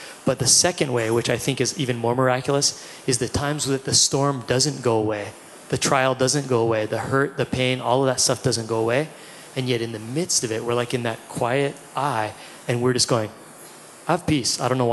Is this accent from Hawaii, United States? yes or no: yes; Hawaii, United States; we're all kids from Hawaii